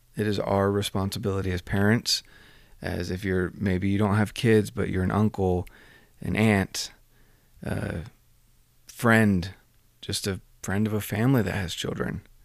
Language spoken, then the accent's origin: English; United States